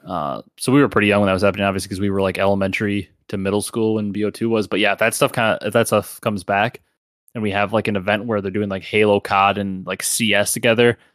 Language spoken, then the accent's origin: English; Midwest, United States; I'm also from the Midwest